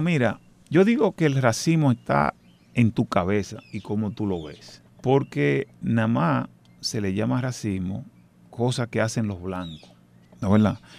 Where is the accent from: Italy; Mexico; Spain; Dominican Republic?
Dominican Republic; moved away; yo soy dominicano